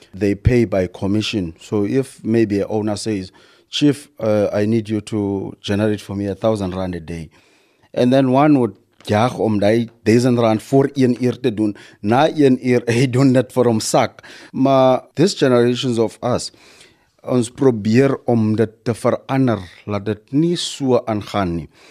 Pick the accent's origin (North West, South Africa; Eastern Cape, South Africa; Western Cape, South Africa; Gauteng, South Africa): Eastern Cape, South Africa; Kirkwood; ek het groei graag op uh, Kirkut uh, in 'n lokasie wat se sê Moses Mabela